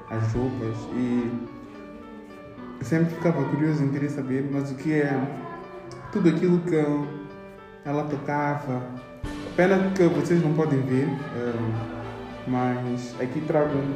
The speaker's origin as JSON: {"language": "Portuguese", "region": "Maputo", "country": "Mozambique", "tie": "born or raised there", "said": "como já tinha dito antes, sou jovem moçambicano, nasci aqui em Maputo em 1900 e tal, não é? Então, uh, tenho cerca de 30 anos"}